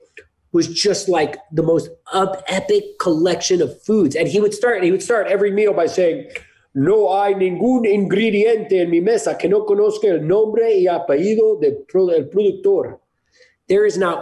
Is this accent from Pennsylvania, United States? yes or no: no; North Miami, Florida, United States; now in Punta Mona, Costa Rica; I grew up in North Miami, Florida, in the suburbs.